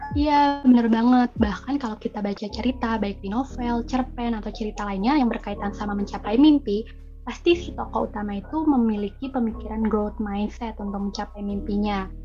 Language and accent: Indonesian; Jakarta, Indonesia; moved away; also born or lived in Bogor; Asal aku dari Jakarta dan sekarang menjadi mahasiswi semester 3 di Institut Pertanian Bogor